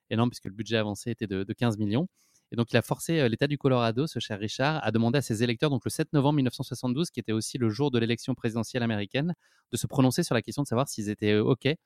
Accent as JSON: {"language": "French", "town": "Paris", "region": "Île-de-France", "country": "France", "said": "en tout cas, moi, je suis parisien, je prévois un petit"}